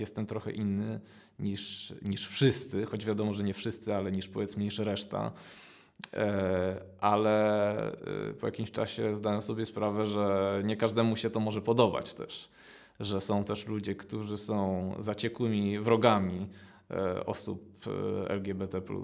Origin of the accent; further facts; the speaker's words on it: Gdańsk, Pomeranian Voivodeship, Poland; also born or lived in Gdynia; pochodzę z Gdańska. Y, od zawsze mieszkam w Gdańsku, chociaż urodziłem się w Gdyni